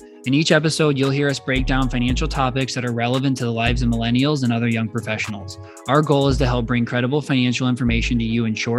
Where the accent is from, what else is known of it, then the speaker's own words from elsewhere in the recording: Rockford, Illinois, United States; I'm from Rockford, right nearby.